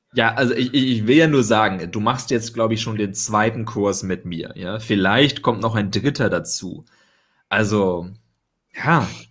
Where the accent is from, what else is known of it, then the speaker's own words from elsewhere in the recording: Germany; now in Porto, Portugal; ganz gut Deutsch, bin Deutscher